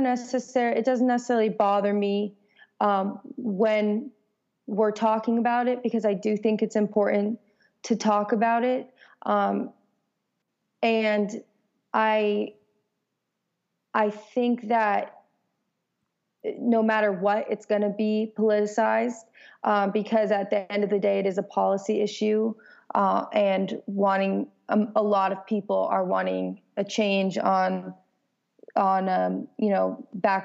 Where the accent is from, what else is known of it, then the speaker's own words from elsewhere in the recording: Los Angeles, California, United States; moved away as an adult; now in Nashville, United States; I'm from California and I grew up in the greater part of Los Angeles, and I actually moved to Nashville about 2 years ago